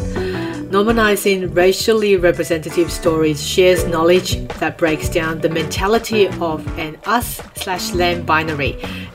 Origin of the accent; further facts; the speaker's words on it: New South Wales, Australia; As an Asian growing up in Australia